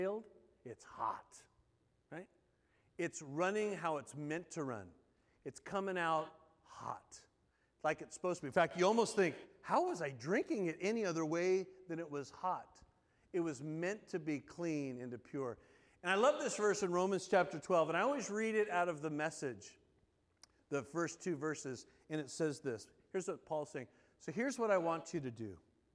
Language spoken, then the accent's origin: English; Southern California, United States; moved away as an adult; also born or lived in North Carolina; growing up in Southern California.